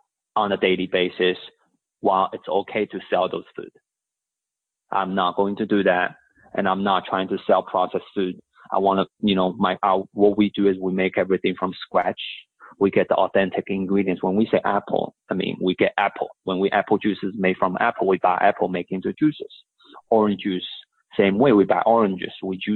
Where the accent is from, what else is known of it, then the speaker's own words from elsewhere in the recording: Shanghai, China; also born or lived in Houston, Texas; now in United States; I was born and raised in Shanghai, China, came here as, you know, my mom brought me here, went to college here